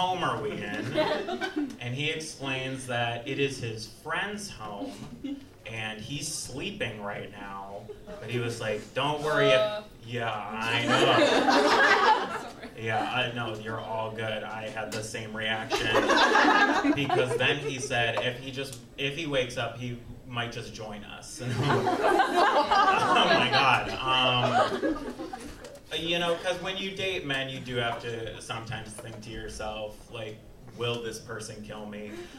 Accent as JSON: {"language": "English", "town": "Waukesha", "region": "Wisconsin", "country": "United States", "tie": "born or raised there", "said": "my hometown of Waukesha, Wisconsin"}